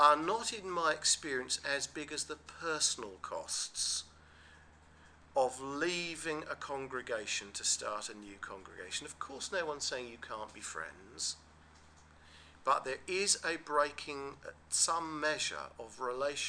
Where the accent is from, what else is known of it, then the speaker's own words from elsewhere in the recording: England, United Kingdom; We're English